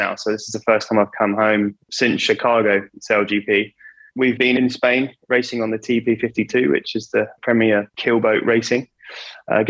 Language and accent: English; Kingswear, South West England, United Kingdom; I've grown up in Devon. You know, I was born in Torbay Hospital and lived in Kingswear for my whole life